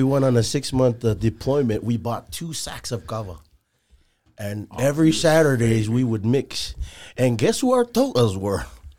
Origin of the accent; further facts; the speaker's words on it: American Samoa; moved away; also born or lived in Salt Lake City; Born and raised in American Samoa.